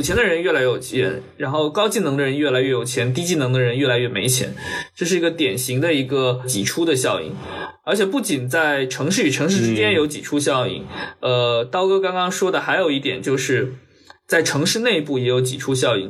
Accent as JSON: {"language": "Chinese", "town": "Wenzhou", "region": "Zhejiang", "country": "China", "tie": "born or raised there", "moved": "yes", "said": "像温州，我，呃，我的家乡"}